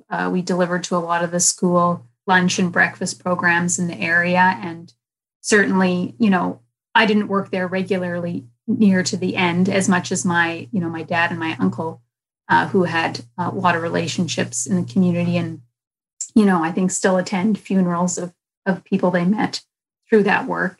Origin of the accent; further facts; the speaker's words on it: Winnipeg, Manitoba, Canada; I grew up in North Kildonan